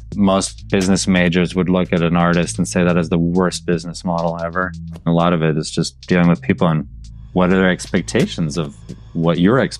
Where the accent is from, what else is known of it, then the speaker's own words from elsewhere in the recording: Munich, Bavaria, Germany; I grew up in Munich, Germany, the son of American parents who grew up in Nebraska.